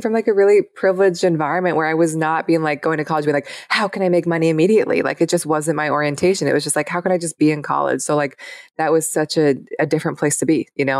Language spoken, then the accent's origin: English; Seattle, Washington, United States; I grew up in Seattle.